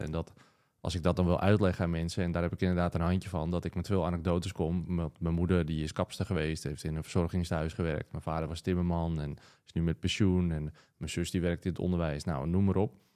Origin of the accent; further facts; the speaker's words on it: Wieringen, North Holland, Netherlands; now in Schagen, Netherlands; ik kom zelf oorspronkelijk van Wieringen.